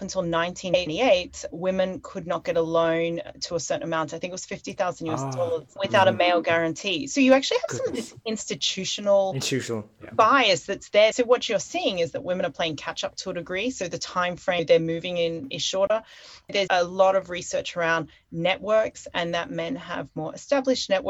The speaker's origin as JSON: {"language": "English", "country": "Australia", "also_born_or_lived": "London", "moved": "as an adult", "lives_now": "Hong Kong", "said": "I'm originally from Australia"}